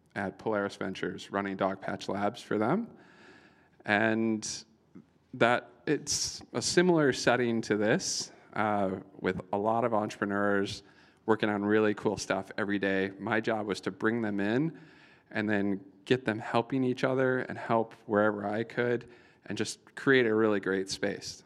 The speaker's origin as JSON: {"language": "English", "region": "Iowa", "country": "United States", "moved": "as an adult", "lives_now": "New York, United States", "said": "I'm from Iowa"}